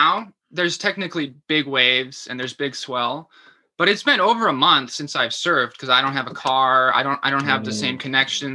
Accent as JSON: {"language": "English", "town": "Milwaukee", "region": "Wisconsin", "country": "United States", "tie": "born or raised there", "also_born_or_lived": "Madison, Wisconsin", "said": "I was born in Madison. Okay. I grew up in Milwaukee."}